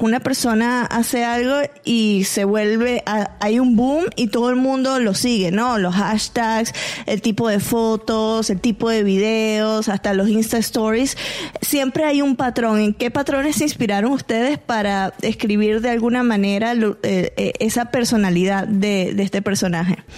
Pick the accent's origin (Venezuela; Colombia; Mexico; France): Venezuela; yo como venezolana